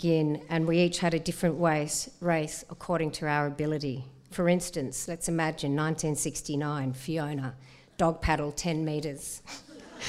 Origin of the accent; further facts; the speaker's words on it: Sydney, New South Wales, Australia; So I grew up in Cammeraygal country on the harbour in a house of 10 people.